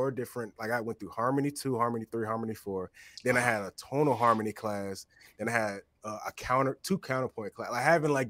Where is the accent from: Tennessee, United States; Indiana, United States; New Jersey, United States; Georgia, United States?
Georgia, United States; East Point; also born or lived in Boston; I'm from East Point. I'm from here. I'm from down south.